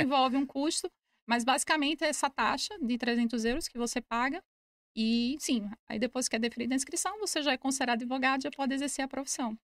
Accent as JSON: {"language": "Portuguese", "town": "Recife", "region": "Pernambuco", "country": "Brazil", "also_born_or_lived": "Braga, Portugal", "moved": "as an adult", "lives_now": "Portugal", "said": "Sou nordestina, de Recife, Pernambuco"}